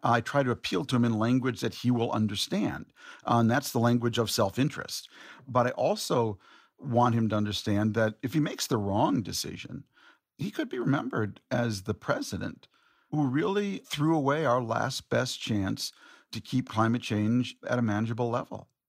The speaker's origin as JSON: {"language": "English", "town": "Minneapolis", "region": "Minnesota", "country": "United States", "tie": "born or raised there", "said": "my hometown of Minneapolis"}